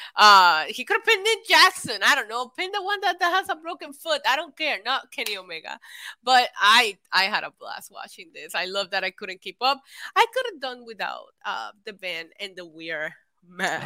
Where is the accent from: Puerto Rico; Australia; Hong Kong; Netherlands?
Puerto Rico; I grew up in Puerto Rico